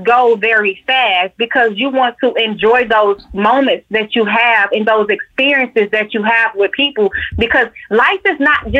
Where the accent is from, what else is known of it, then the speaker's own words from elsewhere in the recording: Atlanta, Georgia, United States; Georgia bred and born. I am from Atlanta, born at Georgia Baptist.